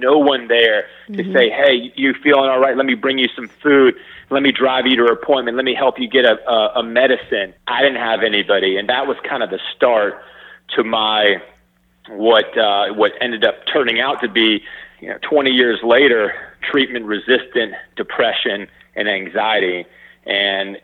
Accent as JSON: {"language": "English", "town": "Atlanta", "region": "Georgia", "country": "United States", "tie": "born or raised there", "also_born_or_lived": "Madison, Wisconsin", "moved": "as an adult", "said": "I grew up in Atlanta. I went up to school in Madison, Wisconsin"}